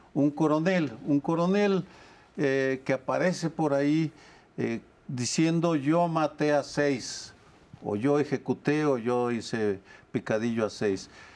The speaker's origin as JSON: {"language": "Spanish", "region": "Jalisco", "country": "Mexico", "said": "Yo soy de Jalisco"}